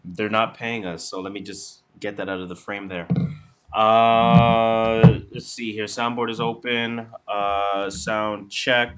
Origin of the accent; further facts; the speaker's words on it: Canada; we are Canadian